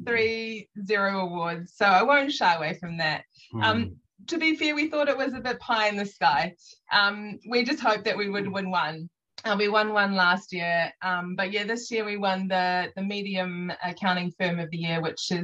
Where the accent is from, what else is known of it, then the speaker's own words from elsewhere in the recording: Auckland, New Zealand; also born or lived in Waverley; I was born in Waverley, which is just down on the west coast, but raised in Tamaki Makaurau